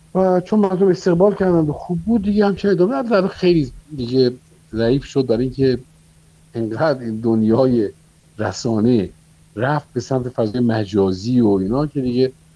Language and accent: Persian; Babol, Mazandaran, Iran; moved away as an adult; now in Tehran, Iran; در شهر بابل که من زادگاه من